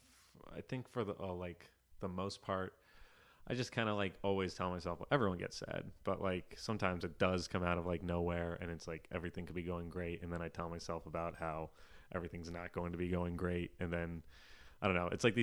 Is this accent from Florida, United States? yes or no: yes; Florida, United States; Yeah, I grew up in South Florida, and they like raise athletes down there.